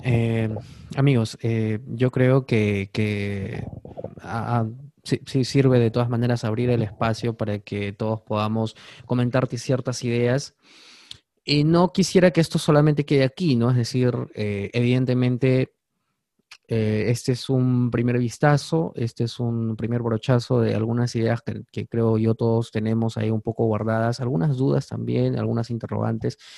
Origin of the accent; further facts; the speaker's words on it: Peru; somos ciudadanos peruanos